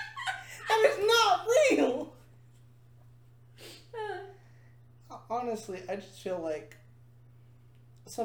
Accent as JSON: {"language": "English", "area": "the South", "region": "Southern United States", "country": "United States", "accent": "southern", "said": "sometimes I feel like I have a southern accent"}